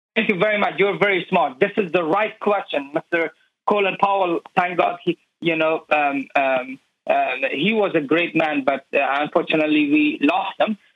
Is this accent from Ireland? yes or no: no; Afghanistan; now in United States; people of Afghanistan